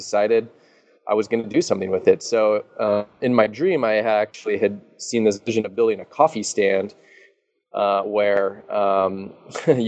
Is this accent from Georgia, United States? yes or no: no; Seattle, Washington, United States; I'm from Seattle